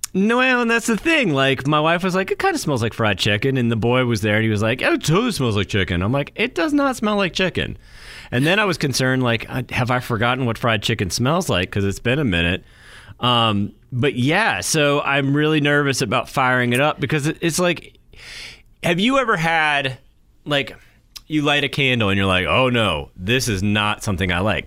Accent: New Hampshire, United States; moved away

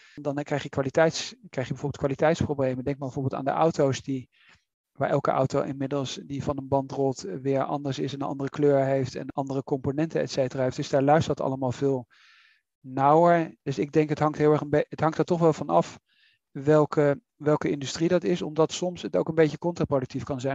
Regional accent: Netherlands; wij als Nederlanders

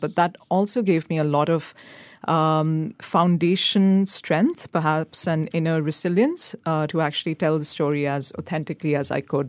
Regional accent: India; I come from India. So the India-Pakistan political discourse is very strong.

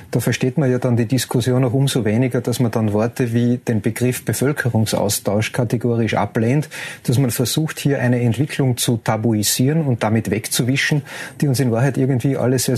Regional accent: Austria; Die Republik Ungarn und meine Heimat Österreich sind verbunden durch eine gemeinsame Grenze, aber mehr noch durch eine gemeinsame Geschichte.

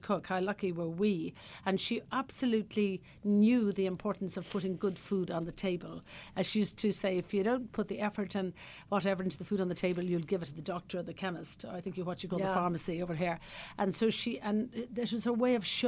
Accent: Cullohill, Laois, Ireland; moved away as an adult; also born or lived in Dublin / Ballymaloe, County Cork; now in County Cork, Ireland; originally I came from the Midlands of Ireland, County Laois, a little tiny village I was brought up in called Callaghill in County Laois

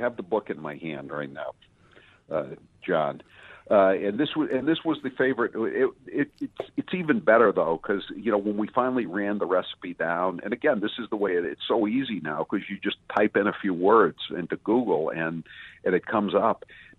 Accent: Massachusetts, United States; I'm from you guys know me, but I'm from Massachusetts.

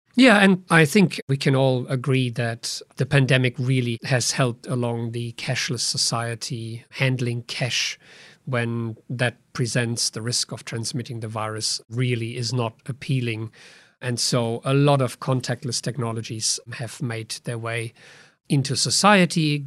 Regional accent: Germany; moved away

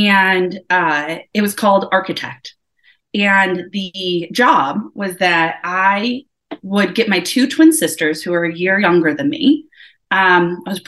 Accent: Woodridge, Illinois, United States; also born or lived in Elgin, Illinois; I was born in Elgin, Illinois. I was born and grew up in Woodridge, Illinois, which is like a small town outside of Chicago

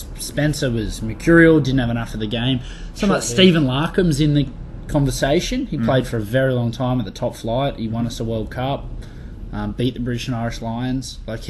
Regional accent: Australia; As an Aussie

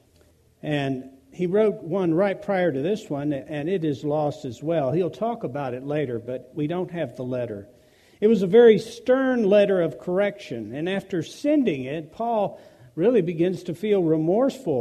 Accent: United States; we as Americans, particularly as American Christians

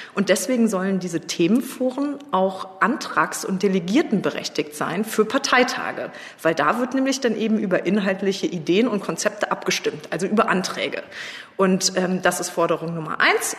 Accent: Trier, Rhineland-Palatinate, Germany; Ich bin im Ortsverein Trier Mitte eingetreten. Ähm, meine Heimatstadt

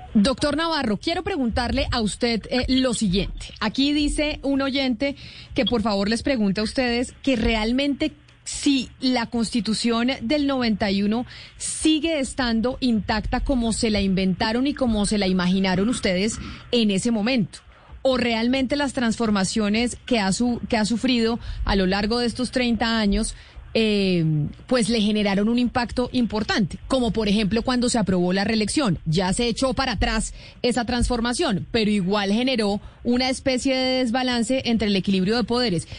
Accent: Colombia; nuestro país

